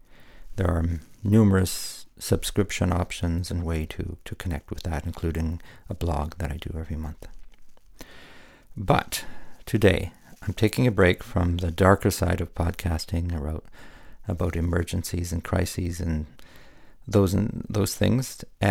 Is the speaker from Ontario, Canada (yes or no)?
yes; Ottawa, Ontario, Canada; born there; I was born in Ottawa, but I lived in many other places until I moved here in 1999.